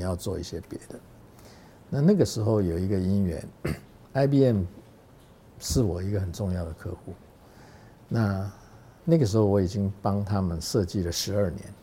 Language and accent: Chinese; Taiwan; also born or lived in Hong Kong; 因为你的根是在台湾嘛